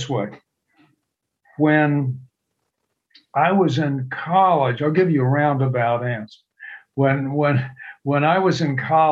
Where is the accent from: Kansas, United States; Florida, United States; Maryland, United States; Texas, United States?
Texas, United States; near Galveston; I grew up near Galveston, Texas